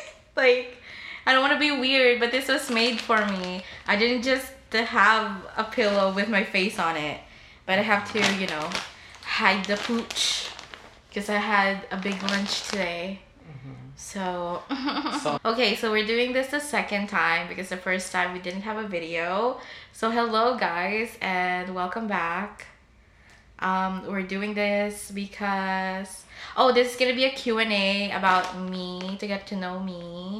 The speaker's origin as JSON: {"language": "English", "country": "Philippines", "said": "if you can't tell, I'm Filipino, and if you don't know the stereotype, Filipinos go to nursing."}